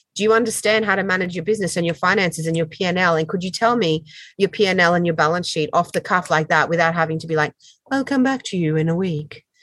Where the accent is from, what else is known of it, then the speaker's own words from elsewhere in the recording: French Polynesia; moved away; I grew up in Tahiti